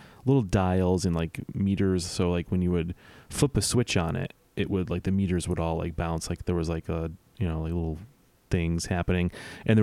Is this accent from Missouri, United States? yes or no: no; Western New York, United States; growing up in Western New York, it was always cold as F on Halloween